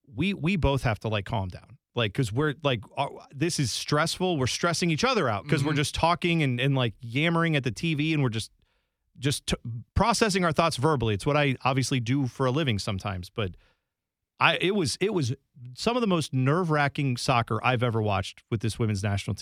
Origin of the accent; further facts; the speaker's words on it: Columbus, Ohio, United States; But I know where I grew up in Columbus, there were, you know, rec soccer leagues and things like that.